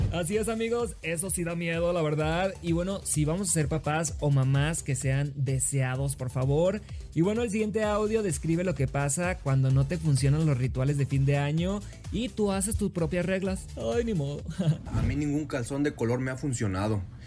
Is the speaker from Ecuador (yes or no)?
no; Los Mochis, Sinaloa, Mexico; now in Mexico City, Mexico; soy originario de Los Mochis, Sinaloa.